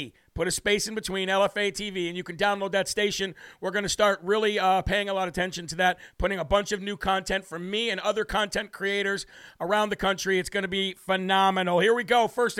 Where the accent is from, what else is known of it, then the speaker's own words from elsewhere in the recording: New Hampshire, United States; This is Live from America, and … from the Live Free or Die state of New Hampshire.